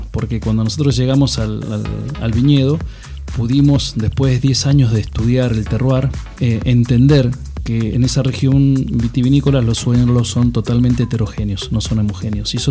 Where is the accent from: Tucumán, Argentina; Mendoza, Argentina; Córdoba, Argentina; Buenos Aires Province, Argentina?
Mendoza, Argentina; Rivadavia; born there; Bueno, yo soy nacido en Rivadavia, una de las zonas por excelencia productoras de bonarda.